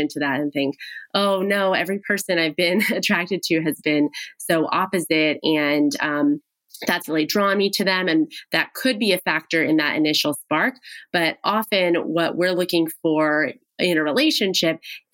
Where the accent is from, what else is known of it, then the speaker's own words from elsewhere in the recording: Pasadena, California, United States; my hometown, Pasadena